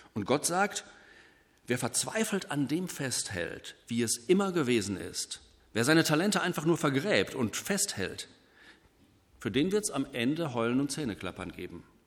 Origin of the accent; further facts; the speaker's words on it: Germany; hier bei uns in Deutschland